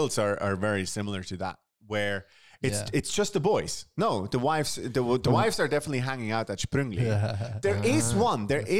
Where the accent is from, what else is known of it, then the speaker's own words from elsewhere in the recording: Bern, Switzerland; moved away as an adult; now in Zurich, Switzerland; I'm Swiss, yeah, but I grew up in Bern. I'm still a foreigner in this city.